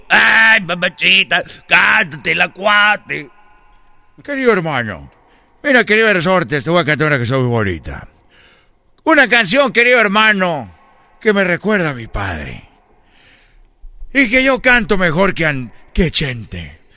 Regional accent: Zacatecas, Mexico; Pero yo soy más rorro, queridos hermanos. Porque soy de Zacatecas, queridos hermanos.

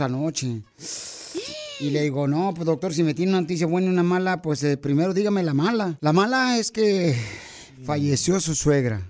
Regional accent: Michoacán, Mexico; now in United States; yo soy de Michoacán, Michoacán, Casimiro

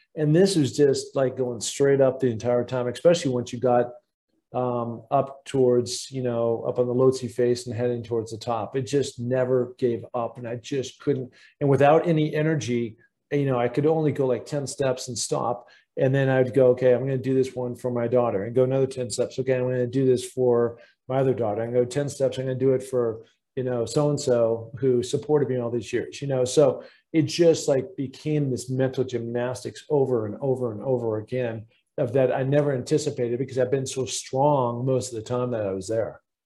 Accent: Seattle, Washington, United States; growing up in Seattle, Washington

